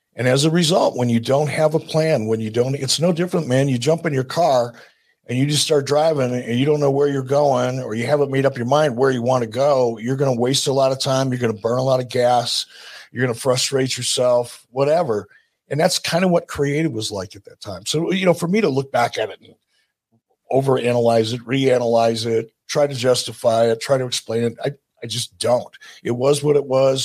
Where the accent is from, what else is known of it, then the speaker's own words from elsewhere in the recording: Detroit, Michigan, United States; I'm from Detroit